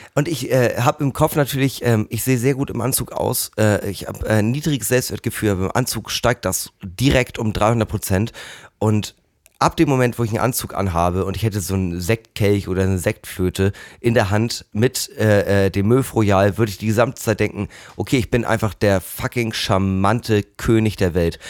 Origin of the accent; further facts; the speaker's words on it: Hamburg, Germany; als Hamburger